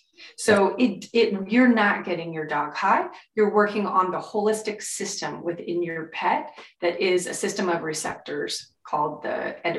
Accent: California, United States; I'm from California

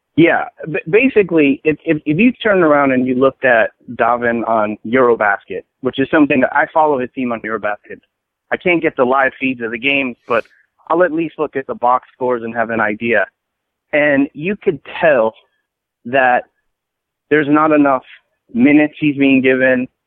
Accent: Edison, New Jersey, United States; also born or lived in Brooklyn, New York; now in Arizona, United States; I was born in Brooklyn, but I grew up in Jersey, in Central Jersey, Edison, New Jersey

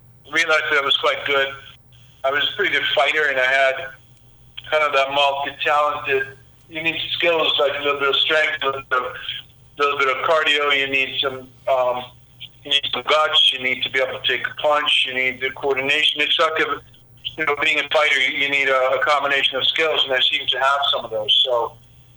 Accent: Stockholm, Stockholm County, Sweden; I grew up in Stockholm in the 60s and early 70s.

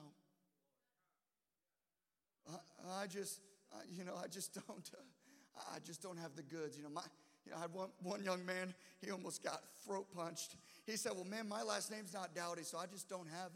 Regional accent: Illinois, United States; I'm just from Illinois

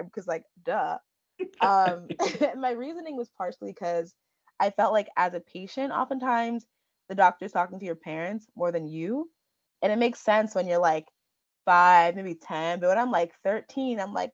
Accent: Chicago, Illinois, United States; So I was born and raised in Chicago, Illinois, by my two parents, both of whom are Nigerian immigrants

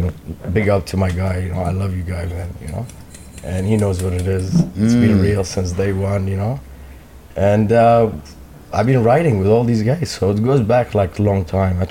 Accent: Toronto, Ontario, Canada; I'm from Toronto.

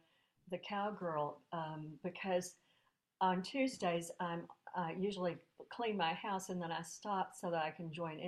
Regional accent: Pecos, Texas, United States; I was born in Pecos, Texas, which is the home of the world's first paid rodeo.

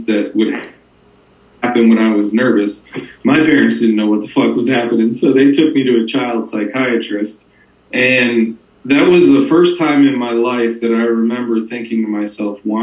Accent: Northern New Jersey, United States; I grew up in Northern New Jersey

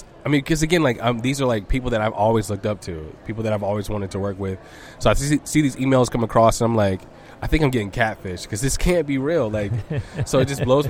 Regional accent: Birmingham, Alabama, United States; we're two kids from Birmingham who like had a dream, who used to perform locally.

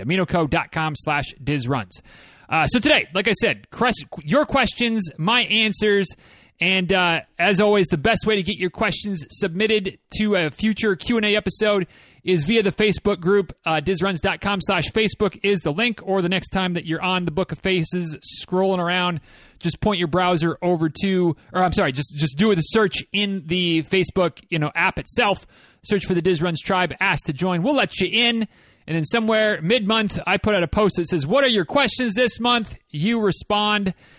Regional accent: Michigan, United States; moved away as an adult; also born or lived in Florida; growing up in Michigan

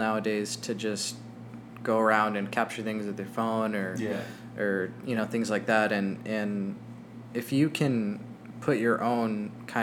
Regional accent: Albuquerque, New Mexico, United States; now in Phoenix, United States; I was born in Albuquerque, New Mexico

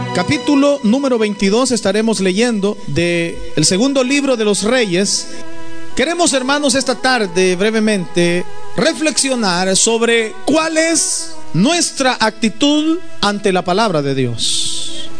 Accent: El Salvador; now in United States; En mi país, por ejemplo, en El Salvador

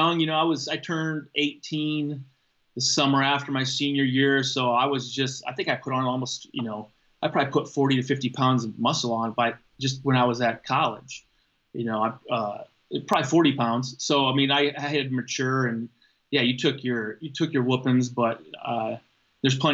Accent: Waterloo, Iowa, United States; I grew up right in Waterloo

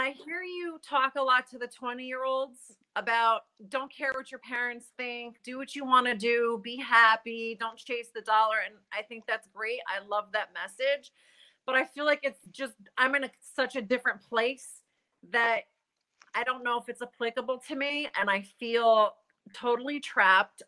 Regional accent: North Brunswick, New Jersey, United States; now in Denville, United States; I live in Denville, but I grew up in North Brunswick.

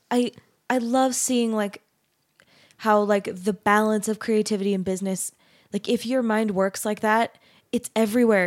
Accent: Arizona, United States; I grew up in Arizona

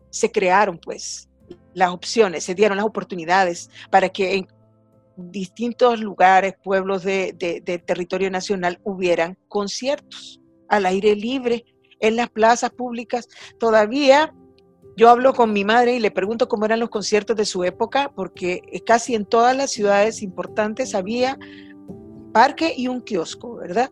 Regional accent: El Salvador; como todos salvadoreños conocemos

